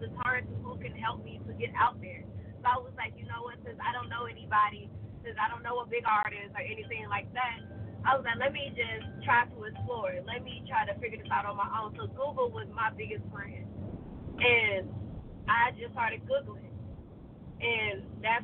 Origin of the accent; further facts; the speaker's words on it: Georgia, United States; I'm from Georgia. I'm from the South.